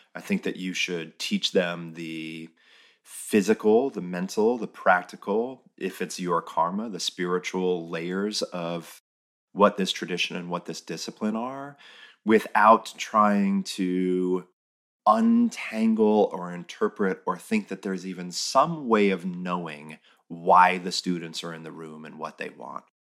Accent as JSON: {"language": "English", "country": "United States", "said": "as an American"}